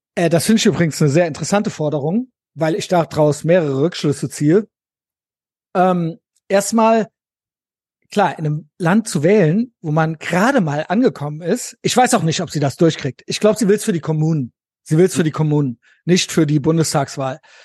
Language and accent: German; West Germany, Germany; ich bin ja so ein richtiger westdeutscher Kindheit, Jugend und so weiter